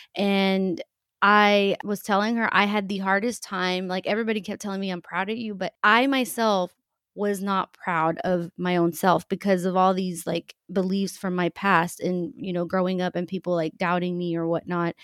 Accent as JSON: {"language": "English", "region": "central Texas", "country": "United States", "tie": "born or raised there", "also_born_or_lived": "Mexico"}